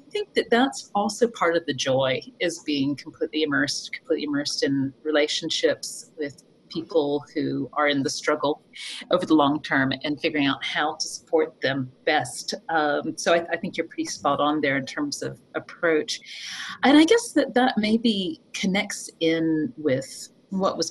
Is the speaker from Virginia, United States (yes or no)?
yes; Appalachian Mountains of Virginia, United States; moved away; I'm from the Appalachian Mountains of Virginia